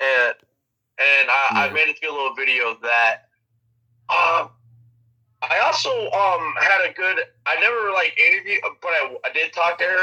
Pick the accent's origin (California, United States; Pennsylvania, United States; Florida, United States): Florida, United States; also born or lived in Tampa, Florida; I'm from Florida